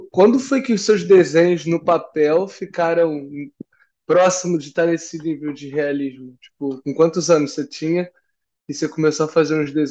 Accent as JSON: {"language": "Portuguese", "region": "Rio de Janeiro", "country": "Brazil", "said": "eu sou da Penha, né?"}